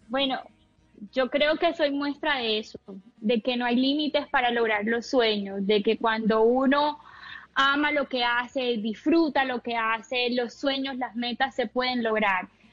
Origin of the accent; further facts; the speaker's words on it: Cartagena, Bolívar, Colombia; salí de aquí de Cartagena a recorrer el mundo